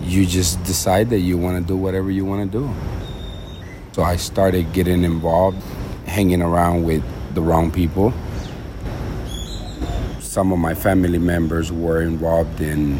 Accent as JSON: {"language": "English", "town": "Houston", "region": "Texas", "country": "United States", "tie": "born or raised there", "moved": "yes", "lives_now": "Honduras", "said": "I was born in Honduras, but I was raised in Houston."}